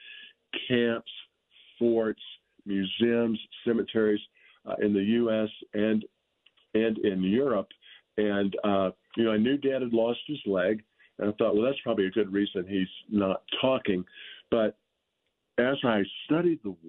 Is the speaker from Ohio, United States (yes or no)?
no; Louisiana, United States; I grew up in Louisiana